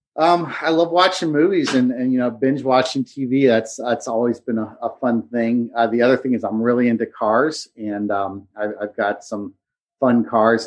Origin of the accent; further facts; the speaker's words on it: Cincinnati, Ohio, United States; moved away as an adult; now in Hilton Head, United States; we moved from Cincinnati, where we lived my entire life